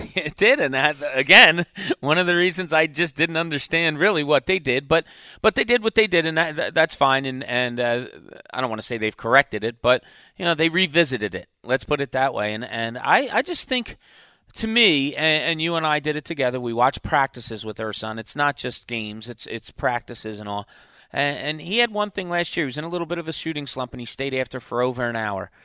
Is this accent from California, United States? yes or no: no; New Jersey, United States; I was from South Jersey